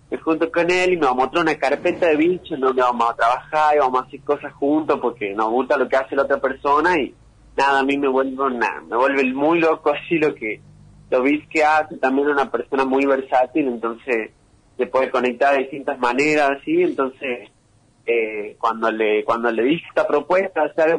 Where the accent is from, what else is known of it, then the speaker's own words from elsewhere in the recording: San Miguel de Tucumán, Tucumán, Argentina; now in Los Nogales, Argentina; yo nací en San Miguel eh, y claro, ahora estoy viviendo en Los Nogales